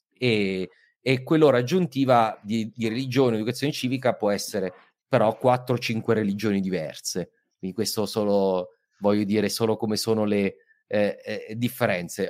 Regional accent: Southern Italy, Italy; io sono meridionale

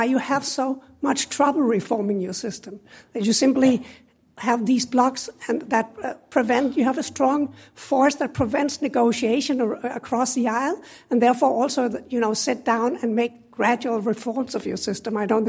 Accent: Denmark; moved away; I come from Denmark myself.

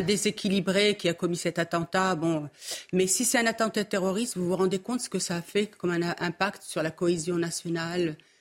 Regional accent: Morocco; now in France; mon pays d'origine, le Maroc

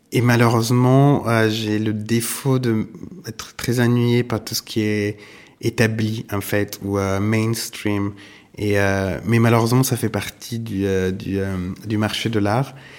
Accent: Italy; also born or lived in New York, United States; now in Paris, France; je suis italien

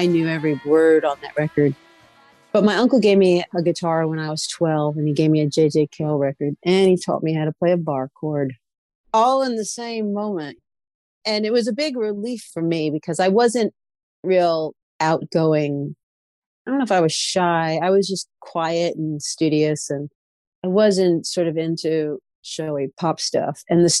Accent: New York, United States; I mean, I kind of grew up on classic rock radio. I don't even know that we called it classic rock at the time, but I lived right between Jones Beach

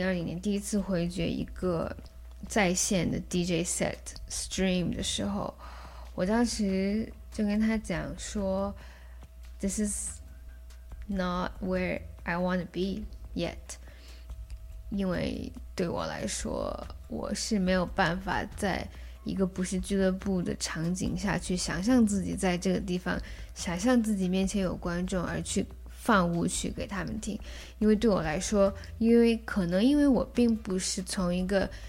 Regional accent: Yellow River area, China; 然后包括黄鹤兰，它就是字面上的，就是关于我在黄河边长大的。

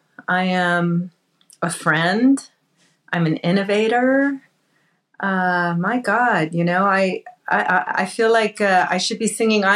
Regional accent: Southern California, United States; I was born and raised in Southern California. I am Mexican, Indian, Spanish, and Portuguese, Native American Indian, not East Indian.

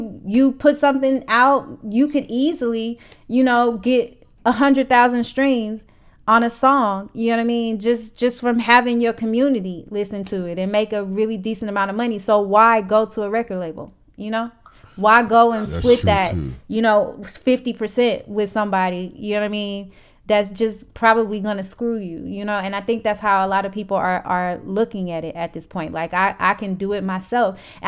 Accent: St. Louis, Missouri, United States; And St. Louis really supports their local artists. And that's another thing I appreciate about my hometown. Like, I made it at home before I made it anywhere else.

